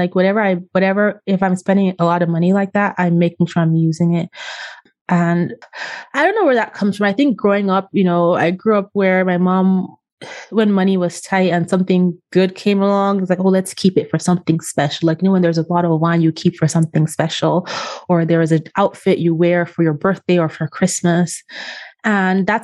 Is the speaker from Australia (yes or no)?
no; Austria; moved away; I was born in Austria. I went to part of grade school in Austria. I went to college in Austria